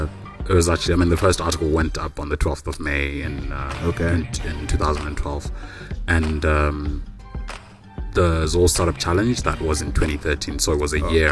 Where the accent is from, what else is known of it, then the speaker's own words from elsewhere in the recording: Harare, Zimbabwe; Born and bred in Harare, an entrepreneur